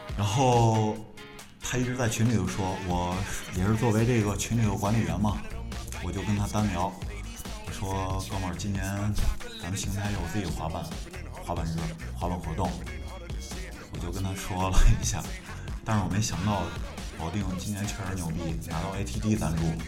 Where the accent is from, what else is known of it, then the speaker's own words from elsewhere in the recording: Xingtai, Hebei, China; 也是咱们邢台的滑板业余摄影师和专业板混子